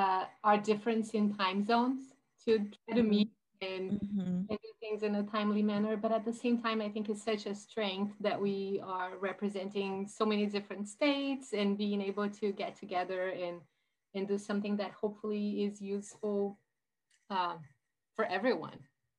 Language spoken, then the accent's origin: English; Brazil; English is a second language; moved away; I am originally from Brazil.